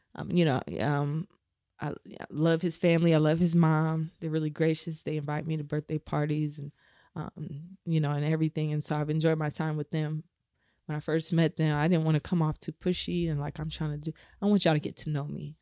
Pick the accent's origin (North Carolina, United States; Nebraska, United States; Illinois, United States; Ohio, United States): Nebraska, United States; Omaha; moved away; I'm from Omaha, Nebraska.